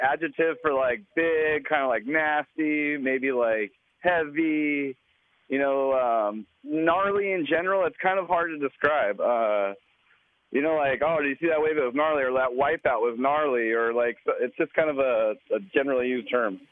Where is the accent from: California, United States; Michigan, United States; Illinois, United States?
California, United States; Imperial Beach; I'm from Imperial Beach, California.